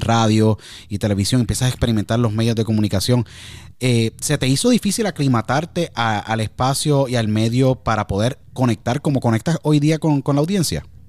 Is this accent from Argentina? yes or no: no; Puerto Rico; gran país donde yo nací, Puerto Rico